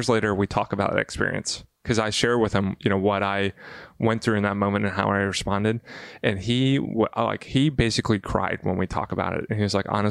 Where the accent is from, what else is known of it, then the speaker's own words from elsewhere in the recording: Bible Belt, the South, United States; I grew up in the South in the Bible Belt